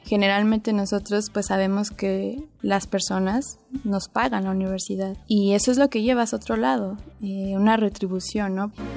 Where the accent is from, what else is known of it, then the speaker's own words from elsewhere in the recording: Mexico City, Mexico; Yo nací el 5 de enero de 1993 y nací en la Ciudad de México